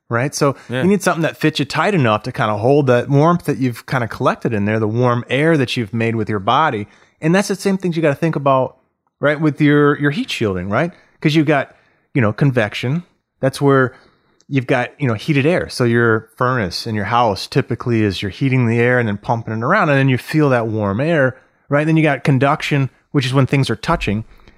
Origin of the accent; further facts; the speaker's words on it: Florida, United States; moved away as an adult; now in Detroit, United States; I grew up in Florida my whole life.